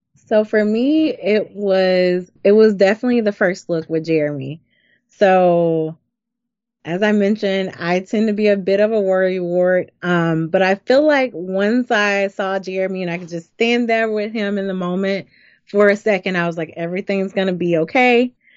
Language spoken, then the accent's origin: English; Deep South, United States; We're from the Deep South